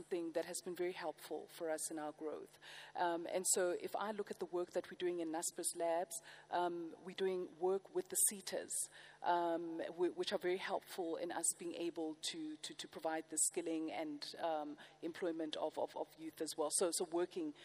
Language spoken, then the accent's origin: English; South Africa; as a South African